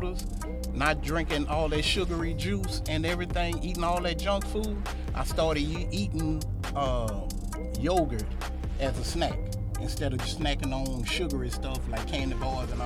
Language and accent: English; Ascension Parish, Louisiana, United States; also born or lived in Baton Rouge, Louisiana; I'm from Ascension Parish